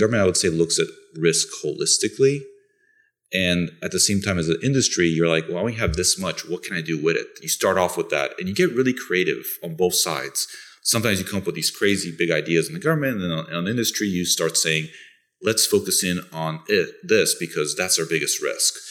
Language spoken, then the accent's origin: English; Bulgaria; also born or lived in Italy; now in United States; I'm originally from Bulgaria, that's in Europe